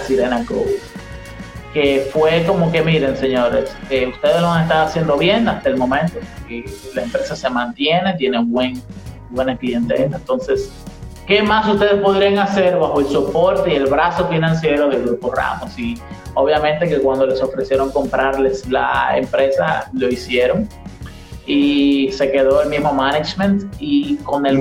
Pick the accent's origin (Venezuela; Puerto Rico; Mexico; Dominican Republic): Dominican Republic